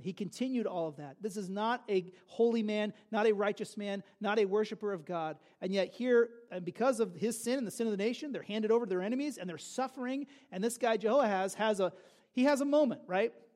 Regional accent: California, United States; I grew up in California during the O.J. Simpson drama

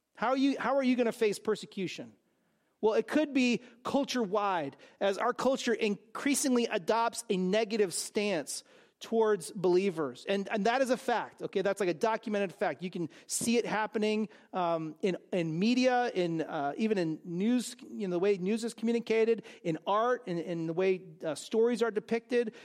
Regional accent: California, United States; I grew up in California

